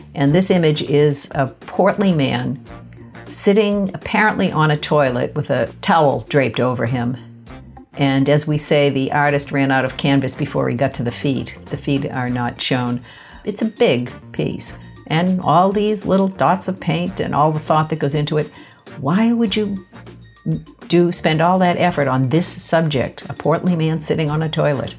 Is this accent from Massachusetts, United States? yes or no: yes; Boston, Massachusetts, United States; I grew up in Boston, uh, less than a mile from the Museum of Fine Arts.